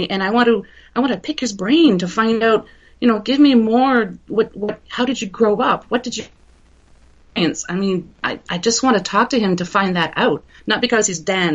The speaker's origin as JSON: {"language": "English", "country": "Canada", "said": "I'm a Canadian."}